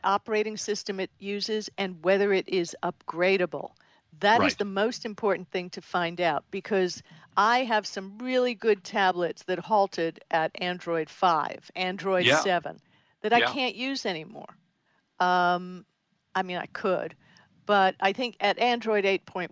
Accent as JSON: {"language": "English", "region": "Florida", "country": "United States", "tie": "born or raised there", "said": "I grew up in Florida"}